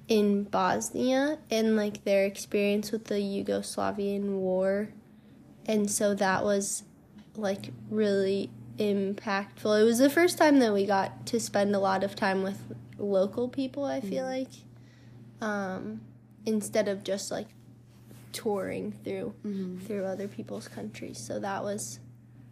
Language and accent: English; United States